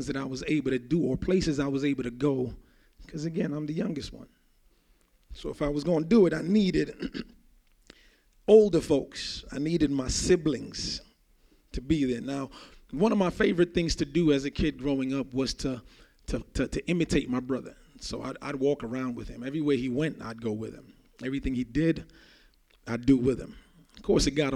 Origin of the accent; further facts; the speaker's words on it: Jamaica; I grew up in Jamaica